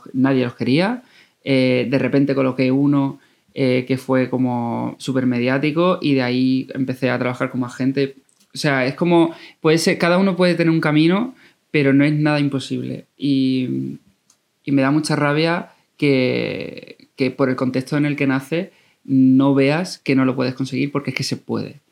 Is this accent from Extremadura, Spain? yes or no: no; Coria del Río, Andalusia, Spain; Yo vengo de Corea del Río, de un pueblo de Sevilla